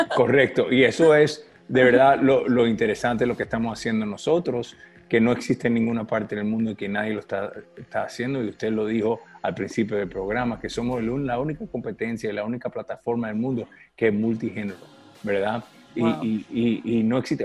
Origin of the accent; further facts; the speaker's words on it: Miami, Florida, United States; Miami es mi, casa, es, yo soy de Miami, um, nacido